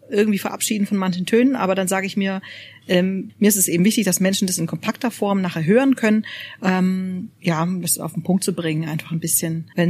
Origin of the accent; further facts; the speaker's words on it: Baden-Württemberg, Germany; Also das essen auch die Schwaben, also das kenne ich von meiner Heimat noch.